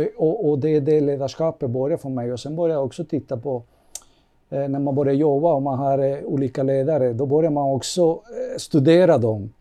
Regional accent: Cuba; also born or lived in Kyiv, Ukraine; now in Sweden; jag kommer från Kuba och det har jag fått uppleva en helt annan ledarskap och en helt annan kultur och mentalitet

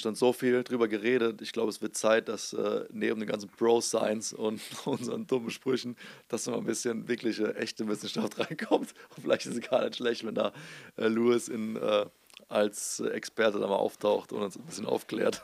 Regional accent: Germany; an unserer Nationalität. Also als Deutscher

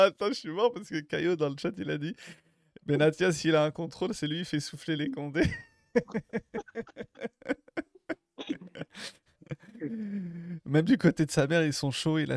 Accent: Marseille, Provence-Alpes-Côte d'Azur, France; On est Marseillais, on n'y peut rien.

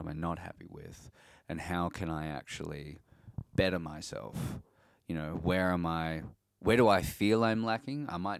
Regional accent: Australia; We're Australian too

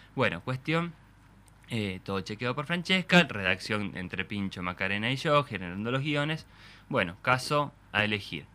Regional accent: Argentina; yo de hecho nací en Argentina, yo nací en el 77

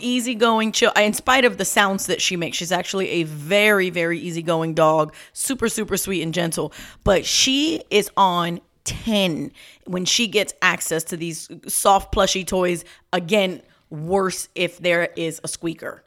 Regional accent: New York, United States; I'm a New Yorker

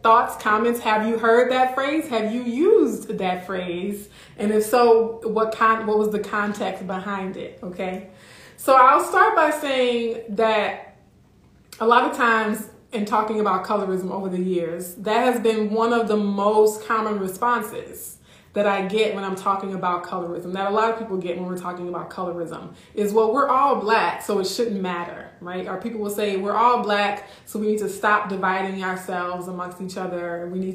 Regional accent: Louisiana, United States; now in Midwest, United States; I'm from Louisiana

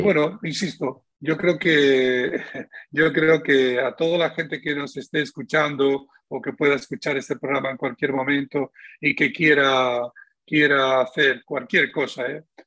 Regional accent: Spain; él y yo somos los españoles con más medallas de oro de la historia de España

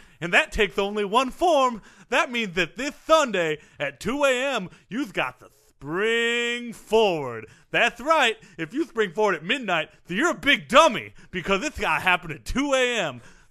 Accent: Brazil; I'm from Brazil, so I know how big of a deal this is.

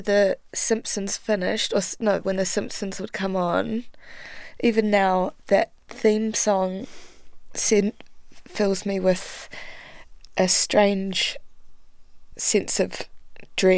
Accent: Dunedin, Otago, New Zealand; also born or lived in Geraldine, New Zealand / Christchurch, New Zealand / Europe; my mum and I were living in Dunedin. We were living there from about, I think, 5 till I was 11, and then my mother met my stepdad, and we moved out onto the farm in Geraldine

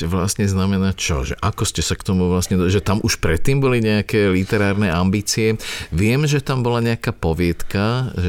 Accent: Bratislava, Bratislava Region, Slovakia; born or raised there

